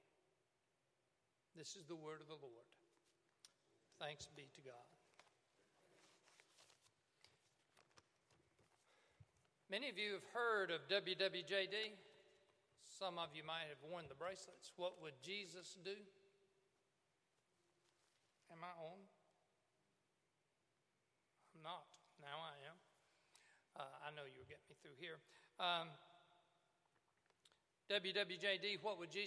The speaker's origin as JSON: {"language": "English", "town": "Cuba", "region": "Alabama", "country": "United States", "said": "I'm from Cuba, Alabama"}